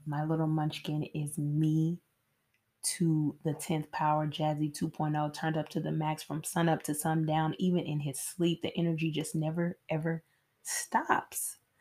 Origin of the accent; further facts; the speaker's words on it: Nashville, Tennessee, United States; I am from Nashville, Tennessee, where I currently reside